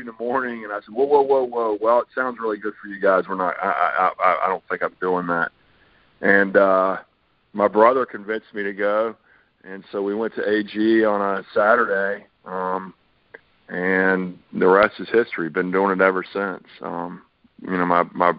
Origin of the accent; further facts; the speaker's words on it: Charlotte, North Carolina, United States; also born or lived in Virginia / Fayetteville; I'm one of the few people that's a native Charlottean. I grew up in Charlotte, born here, grew up here